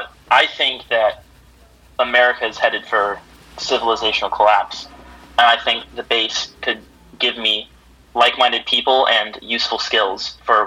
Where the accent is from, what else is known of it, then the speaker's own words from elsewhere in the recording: California, United States; growing up in California. I was surrounded by mostly, like, Filipinos, Asians, Mexicans, Blacks